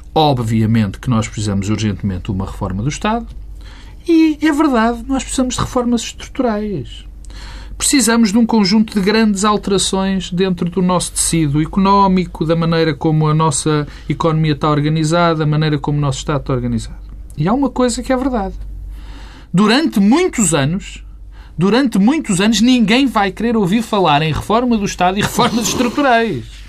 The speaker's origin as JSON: {"language": "Portuguese", "country": "Portugal", "said": "Sou português, porque vivo aqui"}